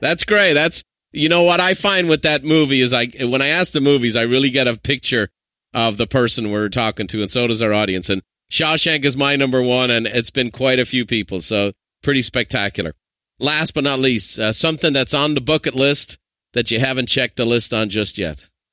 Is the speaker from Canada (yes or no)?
no; Ireland; I'm an Irishman